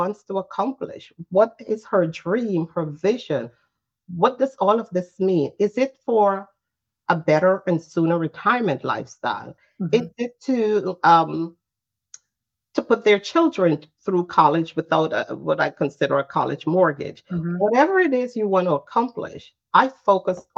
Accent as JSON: {"language": "English", "country": "Guyana", "moved": "yes", "lives_now": "New Jersey, United States", "said": "I'm originally from Guyana"}